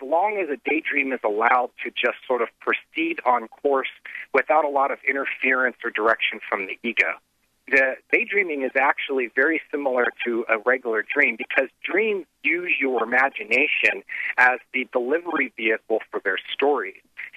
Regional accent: the Midwest, near Xenia, Ohio, United States; I grew up in the Midwest, and, you know, I was right outside of Xenia when the big tornadoes hit

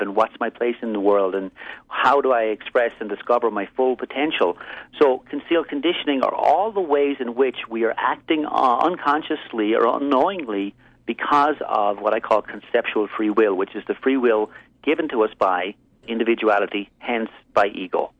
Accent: Ireland; moved away as an adult; also born or lived in East Coast, United States; I'm originally from Ireland. I moved here and spent 17 years living and working basically in the East Coast.

